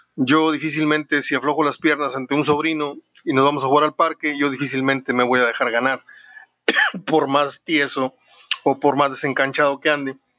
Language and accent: Spanish; Mexico; also born or lived in Monterrey / Mexico City / San Luis Potosí; realmente yo quiero mucho mi tierra, quiero mucho a Monterrey, quiero mucho a la Ciudad de México, mis dos ciudades favoritas, y, San Luis Potosí, que es la otra en la que he pasado temporadas de mi vida importantes